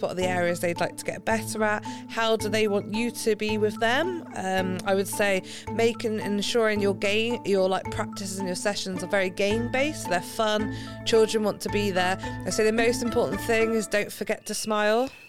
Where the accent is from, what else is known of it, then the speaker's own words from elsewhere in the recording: Gloucestershire, South West England, United Kingdom; So I'm from Gloucestershire, in case you can't tell from the accent. I, we grew up on a street